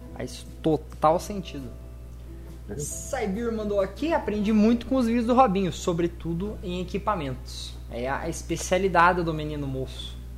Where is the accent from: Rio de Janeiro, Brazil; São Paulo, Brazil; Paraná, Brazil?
Paraná, Brazil; Guarapuava; Eu sou de, do, de Guarapuava, no Paraná, bem no meio do Paraná.